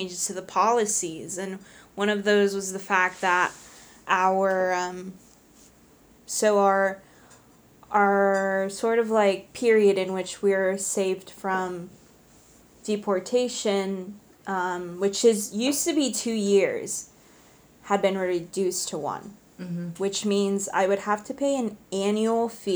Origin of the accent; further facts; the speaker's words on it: New Jersey, United States; 42. I'm from New Jersey.